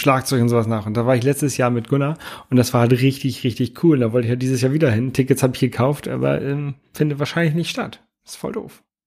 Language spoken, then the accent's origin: German; Lower Saxony, Germany; now in Hamburg, Germany; ich komme ja ursprünglich aus Niedersachsen